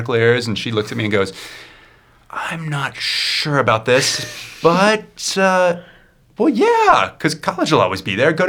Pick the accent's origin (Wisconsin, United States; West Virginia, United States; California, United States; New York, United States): West Virginia, United States; moved away as an adult; now in Boulder, United States; I grew up in West Virginia, but I've been out here since I was about 18.